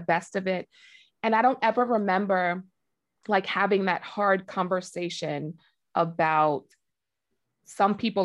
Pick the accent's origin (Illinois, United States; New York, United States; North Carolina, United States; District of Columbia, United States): New York, United States; growing up in New York, we were raised in, it was like a mixed community